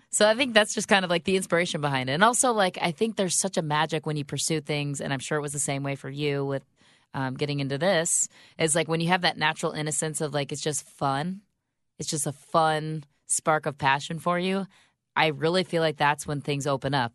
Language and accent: English; Grand Rapids, Michigan, United States; moved away as an adult; also born or lived in Secaucus, New Jersey; now in Chicago, United States; I'm from Grand Rapids, Michigan